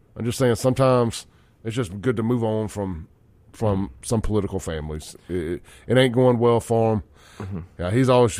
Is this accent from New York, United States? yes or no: no; Jackson, Mississippi, United States; growing up in Byram and South Jackson